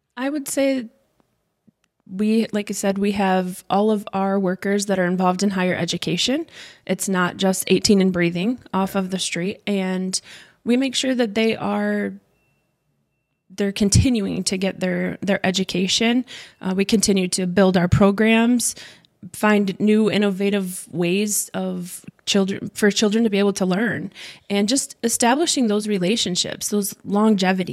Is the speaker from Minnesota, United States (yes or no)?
no; Bancroft, Michigan, United States; also born or lived in Flint, Michigan / Owosso, Michigan; I was born in Flint, Michigan, raised in Bancroft, and most of my life in Owasso.